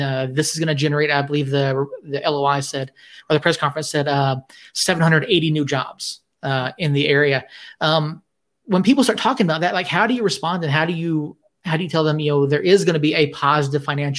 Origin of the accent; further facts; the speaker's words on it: Atlanta, Georgia, United States; now in Albuquerque, United States; I grew up in Atlanta